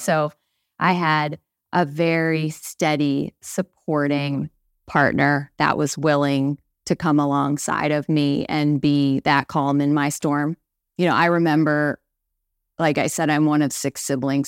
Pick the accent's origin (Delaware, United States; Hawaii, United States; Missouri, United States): Missouri, United States; St. Louis; moved away as an adult; now in Mechanicsburg, United States; I grew up in Saint Louis, Missouri, one of six kids